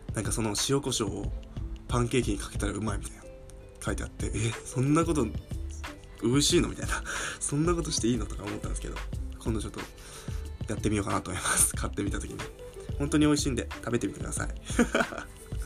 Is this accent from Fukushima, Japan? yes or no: yes; Fukushima, Japan; moved away; 僕の地元が福島なんですけど